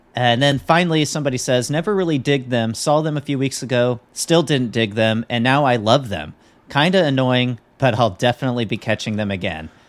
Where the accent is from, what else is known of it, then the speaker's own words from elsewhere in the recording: Midwest, United States; John and I, we grew up in the Midwest